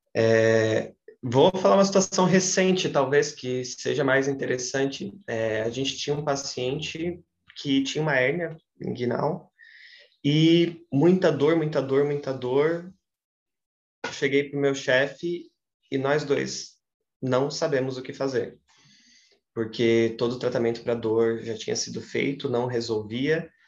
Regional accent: Santa Catarina, Brazil; also born or lived in Ceará; eu queria voltar para Santa Catarina, sempre deixei isso muito claro para mim, que gostava de lá, mas gostava de lá para estudar e queria muito voltar para minha terra.

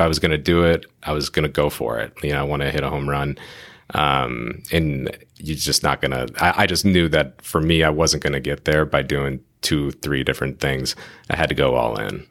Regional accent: Phoenix, Arizona, United States; now in San Diego, United States; we're both randomly from Phoenix

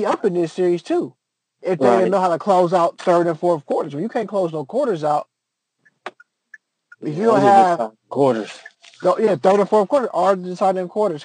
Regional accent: Cleveland, Ohio, United States; we from a Midwestern city, Cleveland, Ohio. A lot of people think he's probably talking about Cleveland, Tennessee. But we're from Cleveland, Ohio

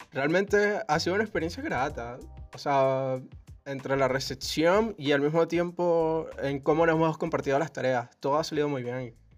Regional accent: Valencia, Carabobo, Venezuela; yo que soy de Valencia

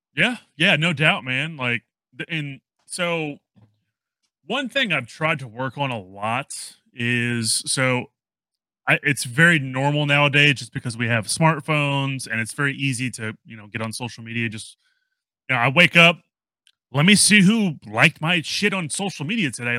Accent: New Orleans, Louisiana, United States; now in Texas, United States; originally, I'm from New Orleans

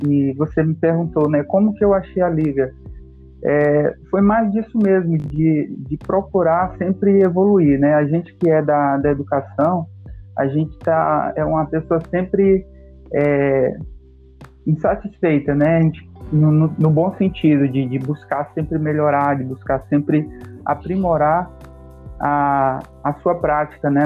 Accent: Manaus, Amazonas, Brazil; sou manauara, né? é, moro aqui em Manaus há, há um bom tempo já.

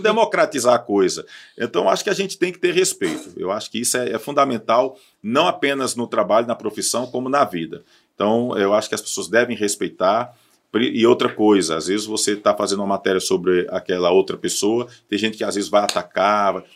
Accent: Barbalha, Ceará, Brazil; eu sou de Barbalha

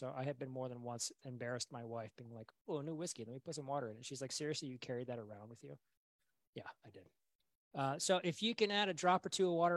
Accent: United States; being an American, raised in America

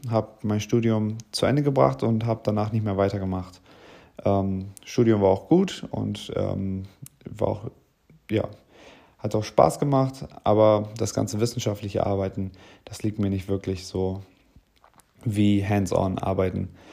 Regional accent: Bremen, Germany; moved away as an adult; now in Oldenburg, Germany; Ich komme ursprünglich aus Bremen

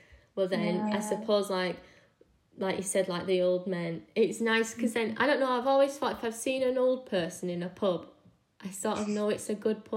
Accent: Manchester, North West England, United Kingdom; I grew up in Manchester

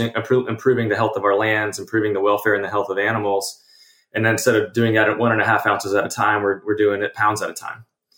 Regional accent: Texas Hill Country, United States; also born or lived in Austin, Texas; I grew up in the Texas Hill Country, you know, hunting my own animals

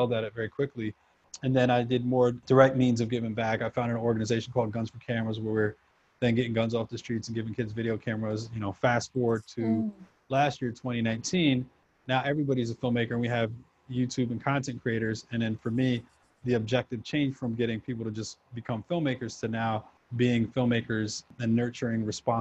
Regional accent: New York, United States; also born or lived in Houston, Texas; For the most part, I grew up in New York. I traveled around a bit. I was back and forth to South America, having, you know, family down there

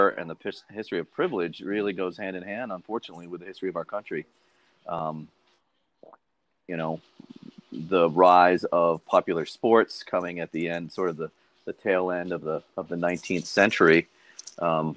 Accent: Boston, Massachusetts, United States; I grew up in Boston

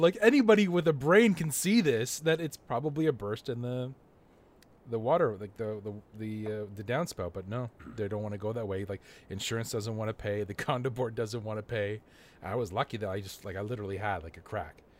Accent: Canada; I'm Canadian and I drive in snow all the time

